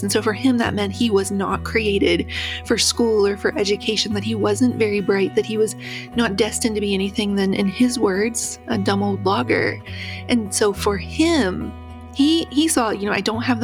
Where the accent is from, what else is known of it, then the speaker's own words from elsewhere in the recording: West Virginia, United States; I grew up in West Virginia